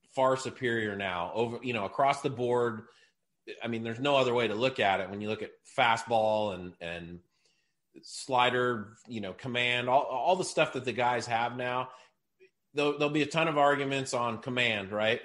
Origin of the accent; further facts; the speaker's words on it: Seattle, Washington, United States; growing up in Seattle, followed the Mariners